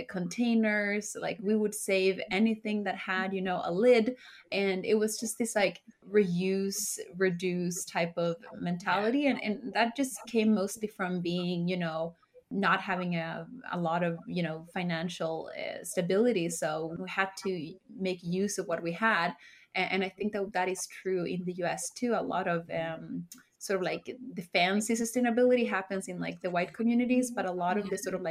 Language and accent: English; Sweden; moved away as an adult; now in New York, United States; I was born and raised in Sweden